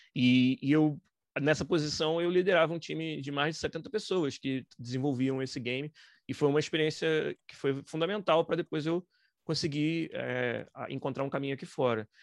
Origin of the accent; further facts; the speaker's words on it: Niterói, Rio de Janeiro, Brazil; moved away as an adult; now in Vancouver, Canada; Foi um estúdio de desenvolvimento de games em Niterói, no estado do Rio, que é de onde eu sou